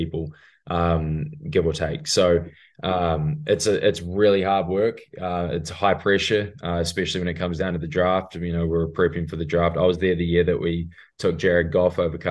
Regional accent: New Zealand; moved away as an adult; also born or lived in Indonesia / Whanganui, New Zealand; now in United States; born and raised in New Zealand. Spent a bit of time in Indonesia growing up with the old man's work, but went to boarding school in Whanganui, New Zealand

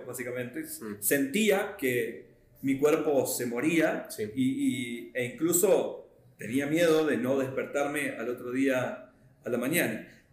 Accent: Argentina; Yo vengo de Argentina

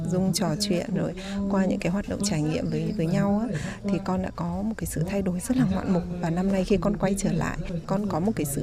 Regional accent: Nghệ An, Vietnam; em sinh năm 2003 và em đến từ Nghệ An ạ.

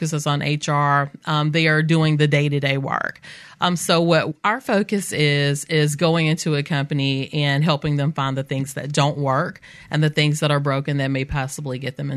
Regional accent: Mobile, Alabama, United States; I grew up in West Mobile.

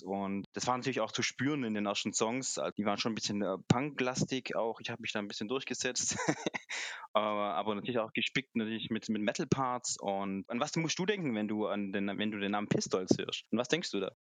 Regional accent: Aalen, Baden-Württemberg, Germany; wir kommen aus dem Schwabenland, aus Baden-Württemberg, aus Aalen

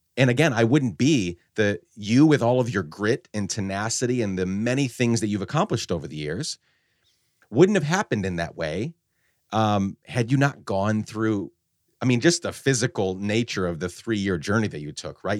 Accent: Guatemala; moved away; also born or lived in upstate New York, United States; I was born in upstate New York, but we actu-, I grew up in Guatemala

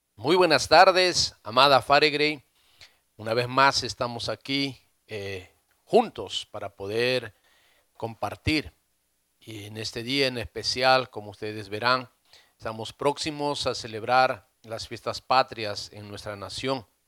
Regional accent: Peru; nosotros como peruanos

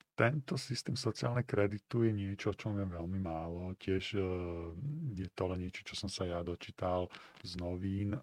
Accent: Slovakia; also born or lived in China; som sa rozhodol, že sa vrátim na Slovensko

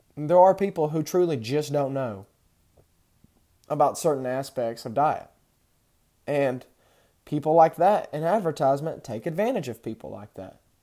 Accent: Texas, United States; I grew up in Texas

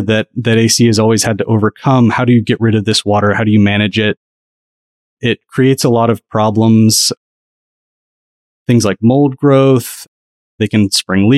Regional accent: Southeast, United States; I grew up in the Southeast

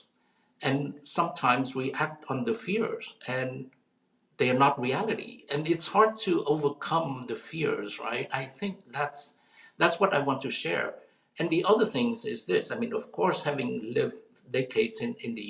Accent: South Vietnam, Vietnam; now in United States; I come from, you know, I was born in South Vietnam, a country at war

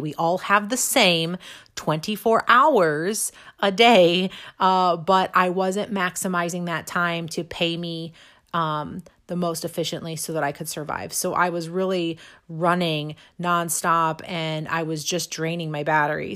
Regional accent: Imperial, Missouri, United States; also born or lived in St. Louis, Missouri; now in St. Charles, United States; I grew up just south of Saint Louis in a little town called Imperial.

